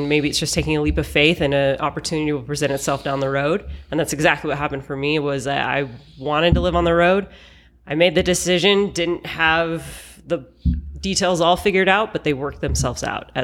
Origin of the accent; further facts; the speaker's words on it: Salt Lake City, Utah, United States; moved away as an adult; I am from Salt Lake City, Utah, but have been living on the road now for just over a year.